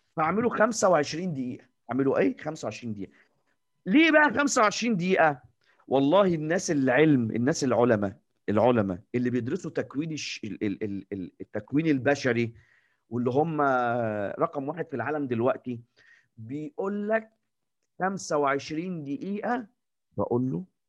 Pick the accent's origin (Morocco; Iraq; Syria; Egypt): Egypt; إحنا المصريين، إحنا كمصريين